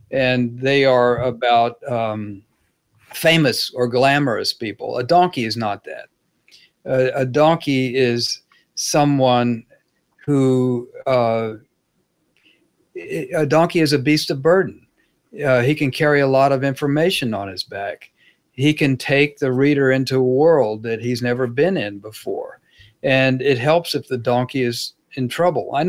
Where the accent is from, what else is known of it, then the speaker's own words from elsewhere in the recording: Dallas, Texas, United States; Uh, one was about growing up in Dallas during the Kennedy assassination, and that was very personal.